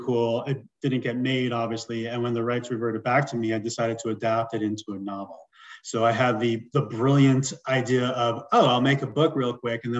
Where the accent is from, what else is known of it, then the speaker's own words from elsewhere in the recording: New York City, New York, United States; moved away as an adult; also born or lived in Long Island / Los Angeles; now in Denver, United States; So I'm originally from New York, right around your neck of the woods, born in Queens. I lived on Long Island and also in the city